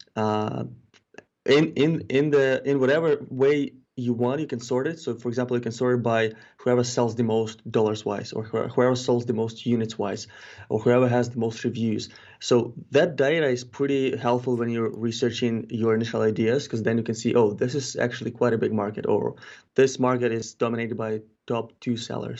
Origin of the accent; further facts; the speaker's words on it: Ukraine; moved away as an adult; also born or lived in Kelowna, British Columbia, Canada; now in Canada; I'm originally not from Canada, I'm originally from Ukraine. But when I moved to Canada in twenty thirteen